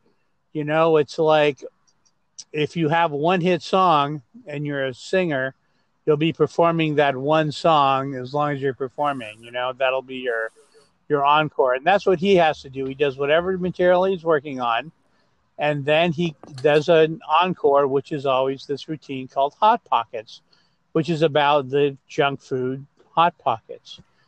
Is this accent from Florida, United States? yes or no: no; Los Angeles, California, United States; also born or lived in Glendale, California / Rowland Heights / Hacienda Heights; I was born in Glendale, California, not far from where I am now. And so I'm an LA native. I grew up here, and I grew up in a place called Roland Heights and Hacienda Heights